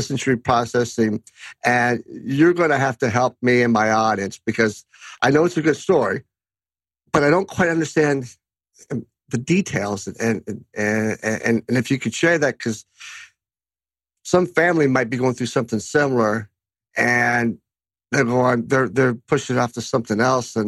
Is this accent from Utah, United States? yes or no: no; Kentucky, United States; my home state of Kentucky